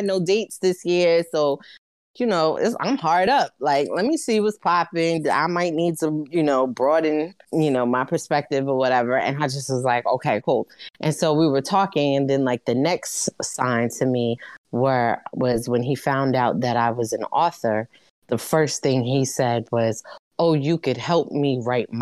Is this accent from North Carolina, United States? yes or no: no; New York City, New York, United States; I'm from Brooklyn